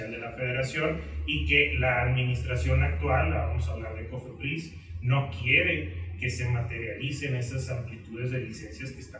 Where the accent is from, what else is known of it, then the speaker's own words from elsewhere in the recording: Ciudad Juárez, Chihuahua, Mexico; now in Mexico City, Mexico; yo soy originario de Ciudad Juárez, Chihuahua, tengo siete años aquí en la Ciudad de México